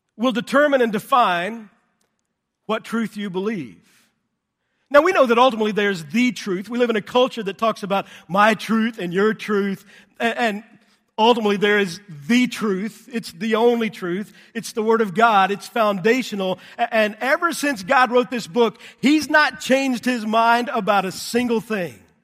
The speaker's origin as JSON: {"language": "English", "region": "Texas", "country": "United States", "tie": "born or raised there", "said": "I grew up in Texas"}